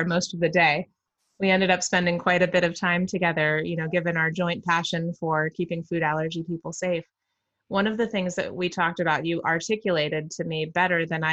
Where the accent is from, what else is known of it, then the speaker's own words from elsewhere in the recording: Maryland, United States; I grew up in Maryland.